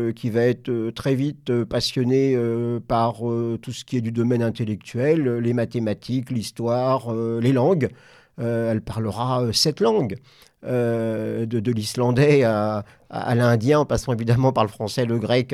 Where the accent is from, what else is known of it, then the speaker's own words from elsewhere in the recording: Normandy, France; je viens de Normandie